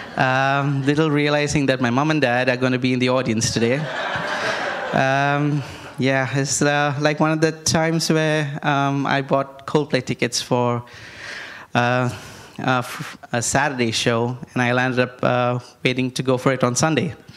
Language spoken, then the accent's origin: English; India; I grew up in India